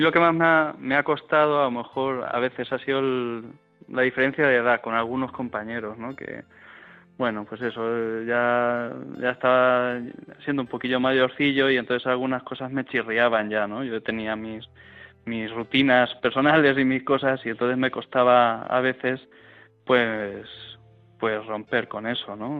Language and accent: Spanish; Fuente el Fresno, Castilla-La Mancha, Spain; also born or lived in Madrid; aquí en nuestro pueblo, en Frente Fresno